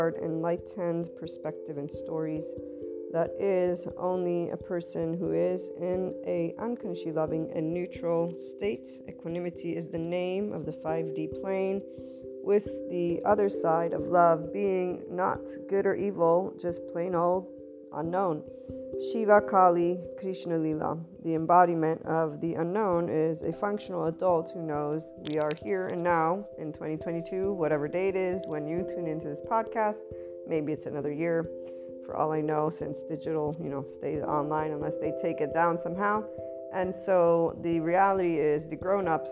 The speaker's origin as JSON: {"language": "English", "country": "United States", "also_born_or_lived": "Italy", "said": "me as an American, because I'm a bicultural person"}